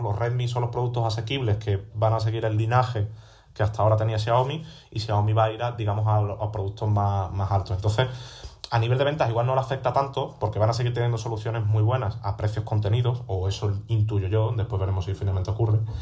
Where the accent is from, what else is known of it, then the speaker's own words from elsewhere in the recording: Seville, Andalusia, Spain; now in Madrid, Spain; yo pensaba irme a Sevilla, a mi tierra